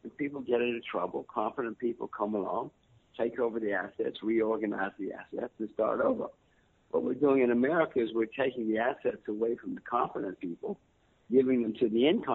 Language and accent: English; United States; I'm an American citizen, American voter.